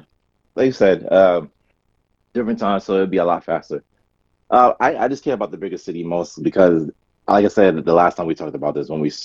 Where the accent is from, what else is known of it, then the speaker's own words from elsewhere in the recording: New York City, New York, United States; I would like to play in my own borough because I'm originally from Brooklyn.